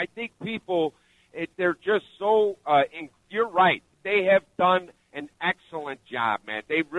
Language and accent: English; Cicero, Illinois, United States; also born or lived in Bridgeport, Chicago; I'm from Bridgeport. I grew up in Cicero